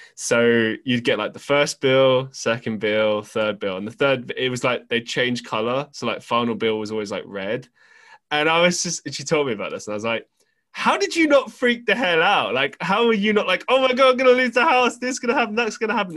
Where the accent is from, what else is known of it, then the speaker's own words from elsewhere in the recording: London, United Kingdom; we grew up in London